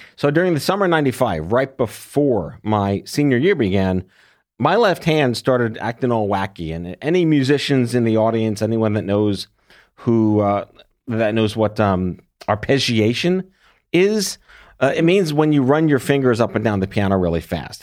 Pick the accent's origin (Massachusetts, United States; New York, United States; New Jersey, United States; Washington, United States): New York, United States; I was born and raised in New York.